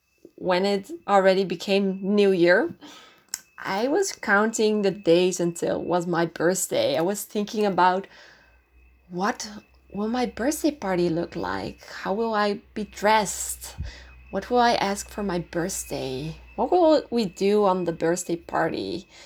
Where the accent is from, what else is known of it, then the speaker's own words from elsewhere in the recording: North Holland, Netherlands; English is a second language; I'm originally from Holland. I grew up in a town quite close to Amsterdam.